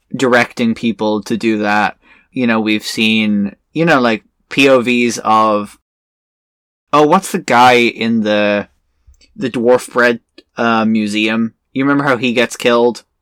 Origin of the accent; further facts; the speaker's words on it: Ireland; I'm Irish